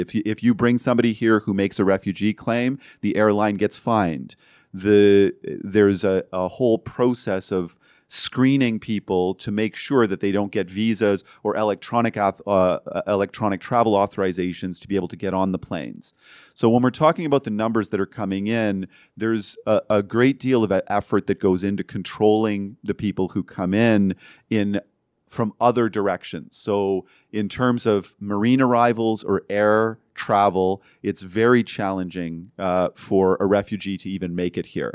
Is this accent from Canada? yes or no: yes; Ontario, Canada; now in Vancouver, Canada; growing up in Ontario